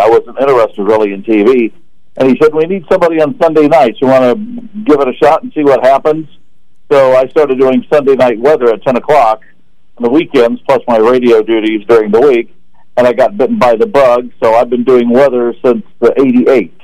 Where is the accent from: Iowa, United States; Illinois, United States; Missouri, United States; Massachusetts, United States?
Illinois, United States; Marquette Heights; we grew up together in Marquette Heights